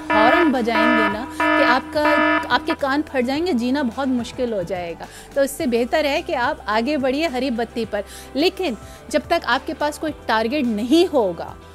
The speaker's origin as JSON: {"language": "Urdu", "town": "Karachi", "region": "Sindh", "country": "Pakistan", "said": "میں کراچی کی رہنے والی"}